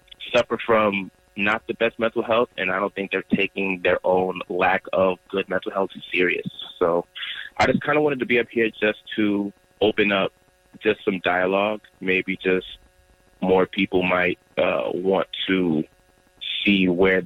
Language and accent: English; Durham, North Carolina, United States; also born or lived in Nigeria (ancestry); now in Charlotte, United States; Born and raised in Durham, North Carolina, a child of Nigerians